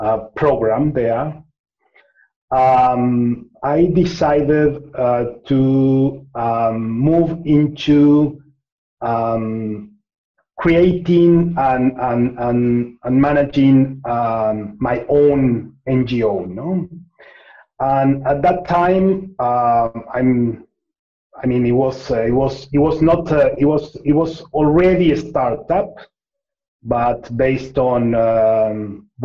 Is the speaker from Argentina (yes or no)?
yes; Argentina; I'm from Argentina